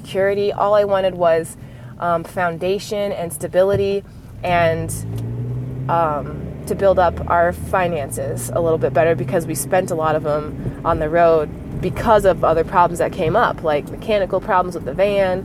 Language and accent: English; United States; I'm an American. I grew up in America.